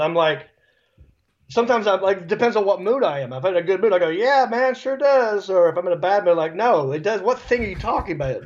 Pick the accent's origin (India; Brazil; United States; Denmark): United States; Hickory, North Carolina; accent: redneck; moved away as an adult; also born or lived in Los Angeles; I'm from Hickory